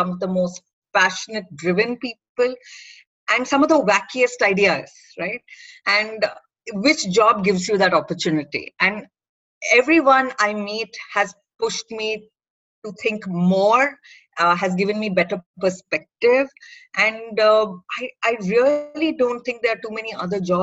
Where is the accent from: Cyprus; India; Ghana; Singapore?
India; Bangalore, Karnataka; I'm from Bangalore